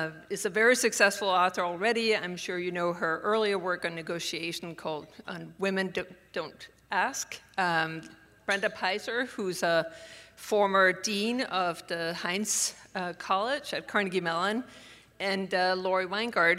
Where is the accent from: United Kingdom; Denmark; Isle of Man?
Denmark; moved away as an adult; now in Pittsburgh, United States; I am born and raised in Denmark and came to the U.S. Supposedly for a year, and I have now been here for 30.